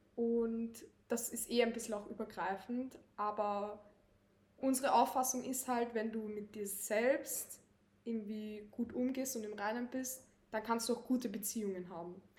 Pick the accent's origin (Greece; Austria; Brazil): Austria; Lower Austria; moved away as an adult; now in Vienna, Austria; ich bin in Niederösterreich aufgewachsen, bin dann nach Wien gezogen 2020